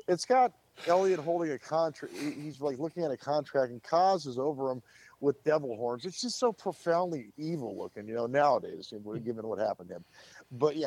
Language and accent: English; Southern California, United States; I was born in Southern California many, many moons ago.